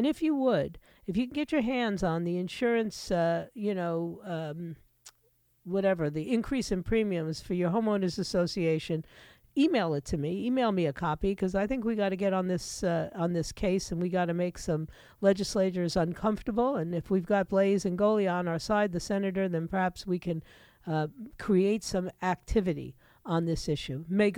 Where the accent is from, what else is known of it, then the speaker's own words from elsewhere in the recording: New York City, New York, United States; moved away as an adult; now in Florida, United States; I came to Florida because we didn't have a state income tax. You know, I admit it. I grew up in New York City